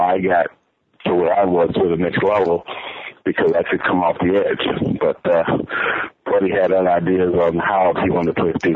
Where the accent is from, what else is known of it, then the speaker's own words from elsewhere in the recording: Titusville, Florida, United States; moved away as an adult; also born or lived in Gainesville, Florida / Chicago; my hometown, a little small place in Titusville, Florida.